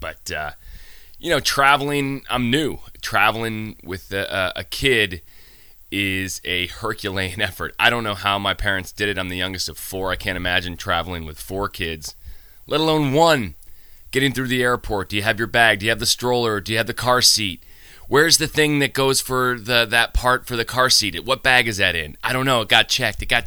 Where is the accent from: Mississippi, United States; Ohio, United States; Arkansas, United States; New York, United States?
New York, United States; Syracuse; now in Nantucket, United States; I grew up in Syracuse